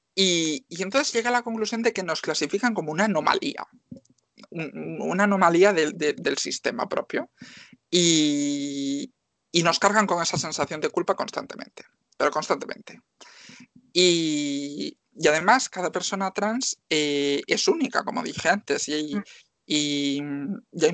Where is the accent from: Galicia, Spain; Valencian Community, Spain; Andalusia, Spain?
Galicia, Spain; Marín; yo soy una chica de Marín, que tengo 24 años